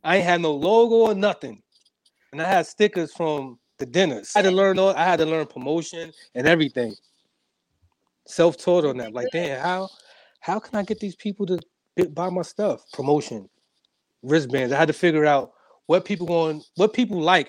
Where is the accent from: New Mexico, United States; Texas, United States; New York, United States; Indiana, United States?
New York, United States; New York City; from Harlem, New York. Uh, raised in a single parent home